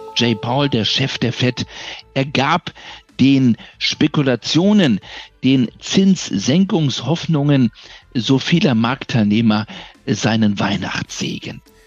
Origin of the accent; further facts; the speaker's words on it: Berlin, Germany; durch meine Heimatstadt